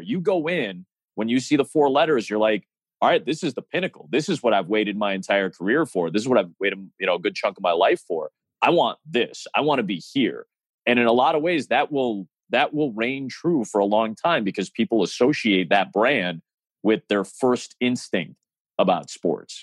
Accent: Chicago, Illinois, United States; it's my hometown

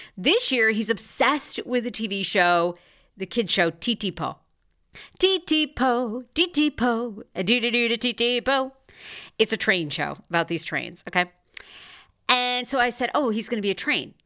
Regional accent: Maine, United States; now in Los Angeles, United States; I'm from Maine.

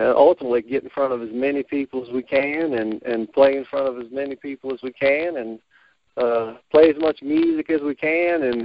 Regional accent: Botetourt County, Virginia, United States; I'm originally from Botetourt County, and so Roanoke is pretty much home to me.

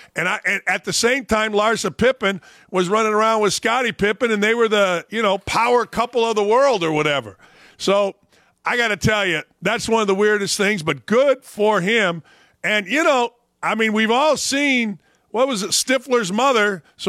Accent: Gary, Indiana, United States; My brother is a guy who – we grew up in Gary, Indiana.

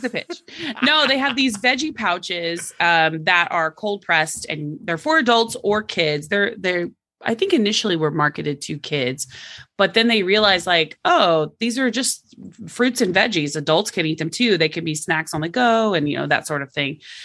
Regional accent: Oklahoma, United States; moved away; I'm from Oklahoma originally

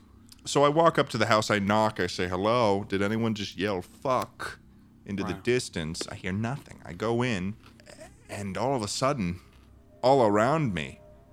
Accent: Bar Harbor, Maine, United States; I'm from Maine. I'm from Bar Harbor.

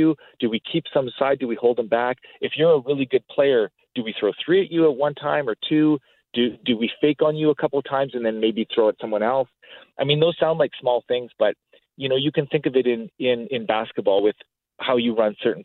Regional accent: Edmonton, Alberta, Canada; I'm from Edmonton, Alberta, and we had a strong league in Edmonton. We have a really good community here

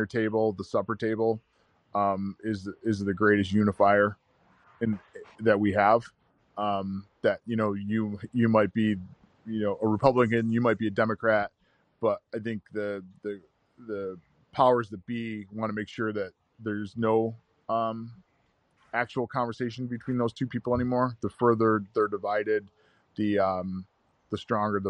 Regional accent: New York, United States; I'm from New York, it's like yellow cabs and skyscrapers and all I see is farmland and turkey and deer

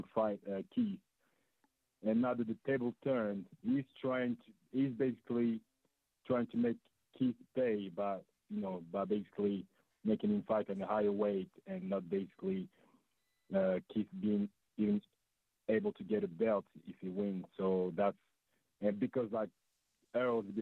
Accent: France; now in United Kingdom; I'm calling from the UK. What, I'm French.

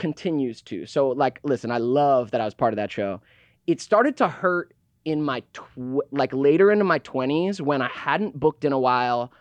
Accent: Georgia, United States; I was born, yes, I was born in Georgia

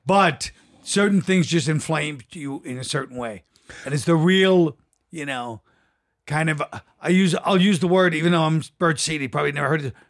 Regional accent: New York, United States; because I'm from New York.

